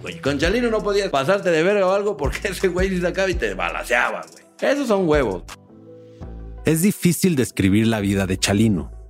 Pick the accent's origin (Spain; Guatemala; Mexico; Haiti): Mexico; Mexico City; also born or lived in Uruapan, Michoacán; Yo crecí en la Ciudad de México, pero pasaba gran parte del año en Uruapan, visitando a mi abuela y a mis primos.